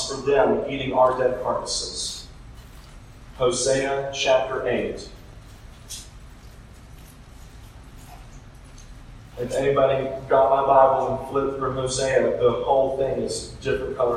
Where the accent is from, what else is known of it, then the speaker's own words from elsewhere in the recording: Middle Georgia, United States; I'm from Middle Georgia. I went to college in South Georgia